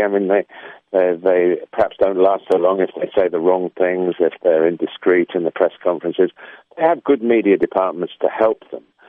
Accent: England, United Kingdom; I suppose deep down I am English

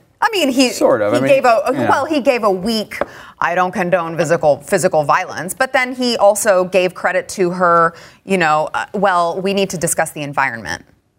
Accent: the South, United States; I'm from the South, so I get it that some people are not raised to use the word ma'am.

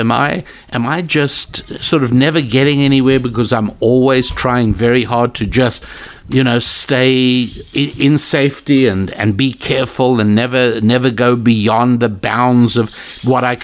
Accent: South Africa; moved away; I was born in South Africa. I've been away several decades.

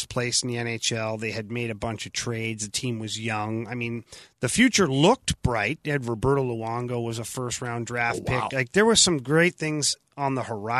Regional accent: Ottawa, Ontario, Canada; Ottawa's my hometown

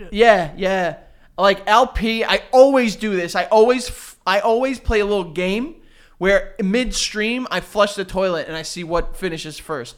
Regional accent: New York City, New York, United States; I grew up in New York City

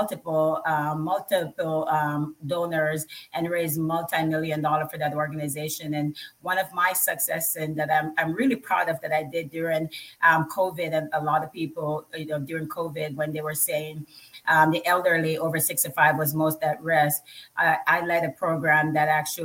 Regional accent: Jamaica; now in United States; I grew up in Jamaica.

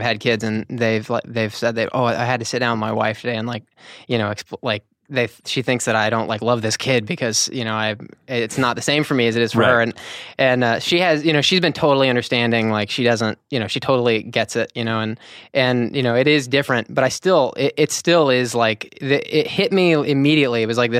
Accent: Nashville, Tennessee, United States; Nashville, Tennessee.

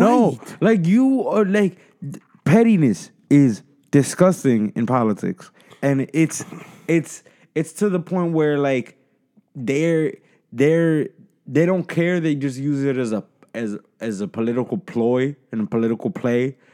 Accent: United States; as the American people

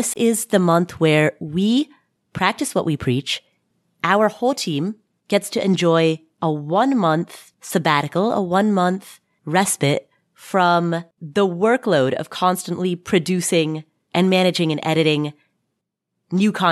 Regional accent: Cincinnati, Ohio, United States; I'm from Cincinnati

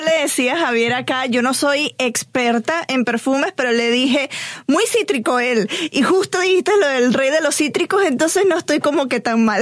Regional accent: Barquisimeto, Lara, Venezuela; moved away; Barquisimeto, Venezuela, que es de donde soy

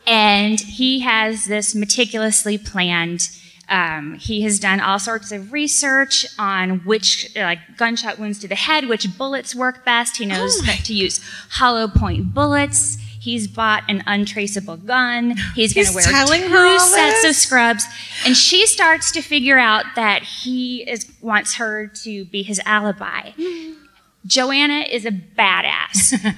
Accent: Indianapolis, Indiana, United States

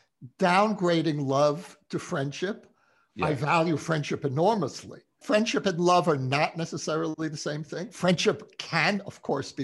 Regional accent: Israel; me as an Israeli

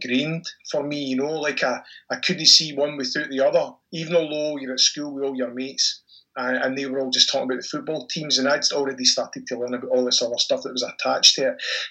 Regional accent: Stirling, Scotland, United Kingdom; moved away as an adult; now in Australia; I'm from Stirling, in Scotland, central Scotland.

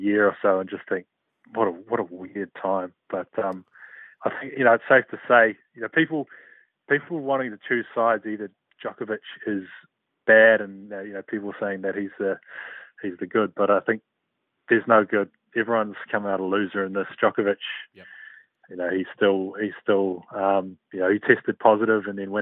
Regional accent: New Zealand; as a New Zealander

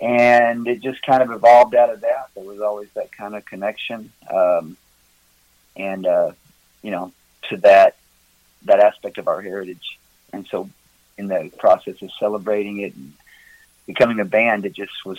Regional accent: Tennessee, United States; now in Gatlinburg, United States; Originally, I'm from West Tennessee, down by Memphis.

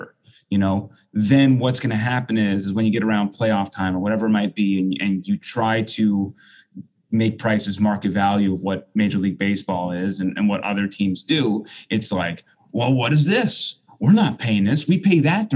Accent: Long Island, New York, United States; now in Tampa Bay area, United States; when I grew up on Long Island, going to Shea Stadium or City Field, I mean, that's a 30, 35 minute drive

